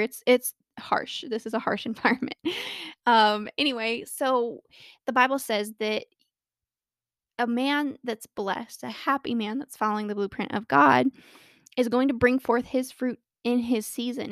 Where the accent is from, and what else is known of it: Colorado, United States; born or raised there